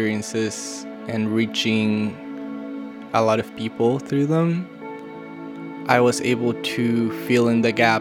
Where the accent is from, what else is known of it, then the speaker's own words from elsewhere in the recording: Tijuana, Baja California, Mexico; also born or lived in San Diego; Tijuana being my hometown